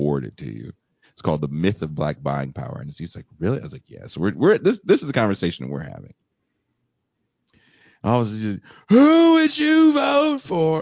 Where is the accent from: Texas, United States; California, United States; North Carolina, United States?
California, United States; now in Mexico; I'm from California and I vote in California